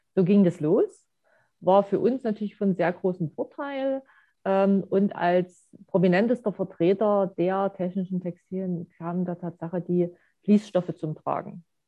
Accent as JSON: {"language": "German", "region": "East Germany", "country": "Germany", "tie": "born or raised there", "said": "wo ich groß geworden bin"}